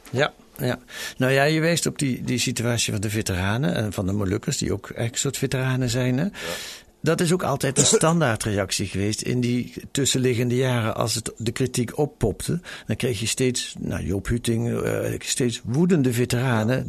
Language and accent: Dutch; Netherlands; wij zijn Nederlanders en hele gewone mensen